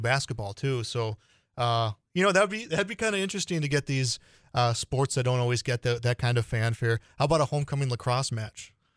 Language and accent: English; Illinois, United States; moved away; my home state of Illinois